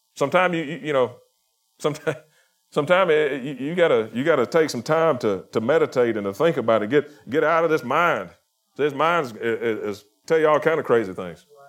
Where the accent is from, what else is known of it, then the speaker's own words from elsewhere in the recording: Chilton County, Alabama, United States; I'm from Chilton County